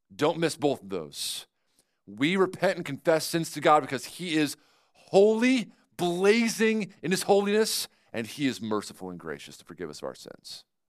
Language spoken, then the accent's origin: English; New York, United States; now in Grove City, Ohio, United States; I'm from New York